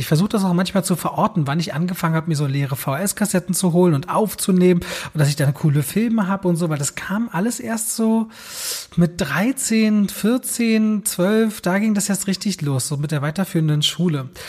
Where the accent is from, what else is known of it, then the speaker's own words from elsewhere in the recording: Berlin, Germany; Also ich so Berliner, Ostberliner Kind